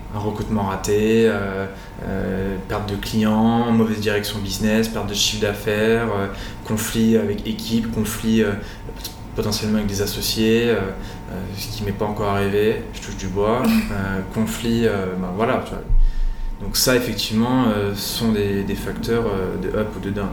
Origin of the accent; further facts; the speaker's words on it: Nîmes, Occitania, France; also born or lived in Normandy / Brittany; now in Nice, France; Je suis né à Nîmes, dans le sud de la France